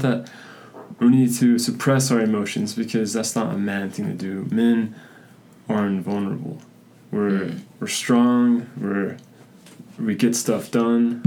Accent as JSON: {"language": "English", "town": "Spanish Fork", "region": "Utah", "country": "United States", "said": "I am from Spanish Fork, Utah"}